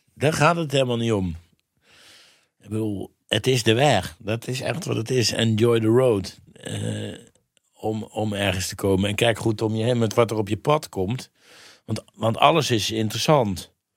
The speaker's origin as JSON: {"language": "Dutch", "town": "Mierlo", "region": "North Brabant", "country": "Netherlands", "tie": "born or raised there", "said": "ik kom uit Brabant"}